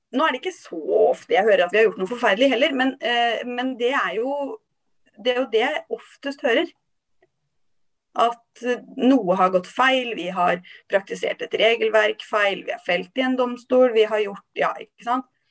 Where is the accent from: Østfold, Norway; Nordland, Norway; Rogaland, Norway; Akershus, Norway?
Østfold, Norway; Halden; jeg er oppvokst i Halden.